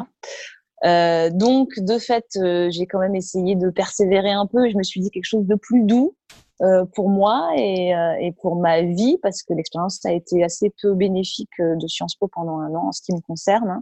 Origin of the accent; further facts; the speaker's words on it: Marciac, Occitania, France; moved away; also born or lived in Toulouse; j'ai grandi à Marciac, hein, la, la grande terre du jazz euh, dans, le, Gers.